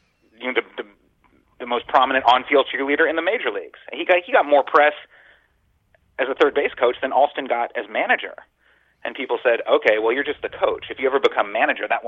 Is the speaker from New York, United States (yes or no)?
no; San Francisco, California, United States; I was raised in San Francisco in the Bay Area as a Giants fan